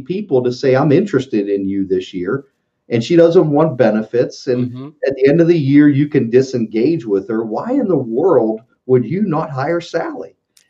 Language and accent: English; West Virginia, United States; West Virginia and I need to write this down.